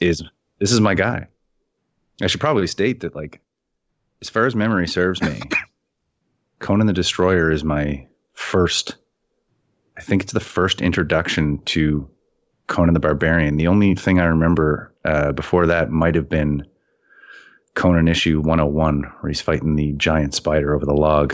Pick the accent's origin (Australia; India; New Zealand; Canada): Canada; as a Canadian